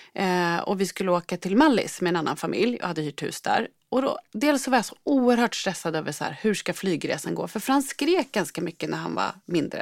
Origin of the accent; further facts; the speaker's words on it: Sundsvall, Västernorrland County, Sweden; jag är från Sundsvall